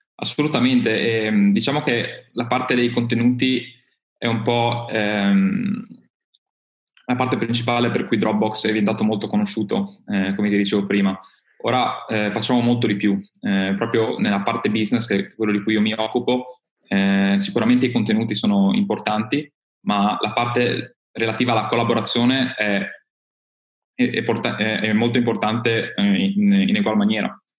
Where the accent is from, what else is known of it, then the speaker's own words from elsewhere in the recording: Friuli-Venezia Giulia, Italy; io vengo dal Friuli Venezia Giulia